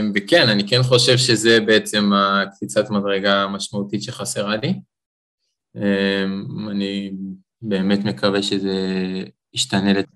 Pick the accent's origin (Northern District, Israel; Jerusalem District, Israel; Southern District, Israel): Southern District, Israel; Beersheba; אני גדלתי, נולדתי בבאר שבע, ההורים שלי גרים שם